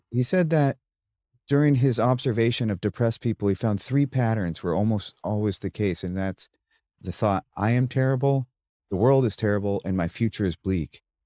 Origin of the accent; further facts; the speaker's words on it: United States; I'm, I'm an American, and I grew up with nine eleven